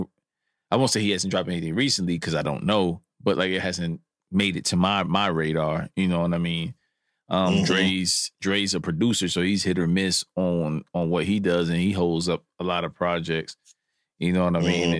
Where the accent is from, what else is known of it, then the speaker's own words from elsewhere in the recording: East Coast, United States; I'm from the East Coast